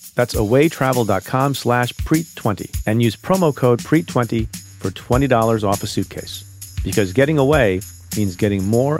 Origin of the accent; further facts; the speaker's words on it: Eatontown, New Jersey, United States; Mine is Eatontown, New Jersey.